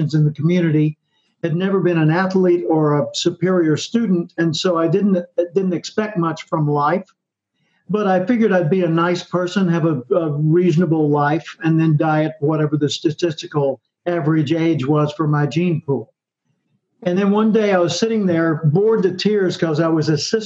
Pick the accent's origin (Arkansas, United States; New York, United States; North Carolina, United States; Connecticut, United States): Arkansas, United States; Little Rock; grew up in Little Rock, Arkansas